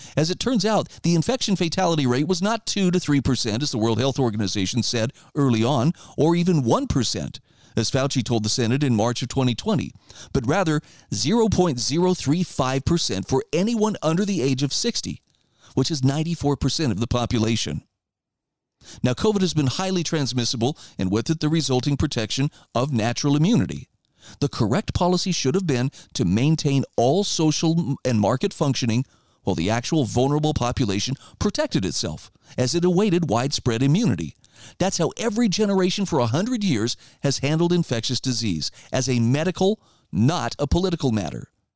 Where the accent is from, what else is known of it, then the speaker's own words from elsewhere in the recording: Idaho, United States; my home state of Idaho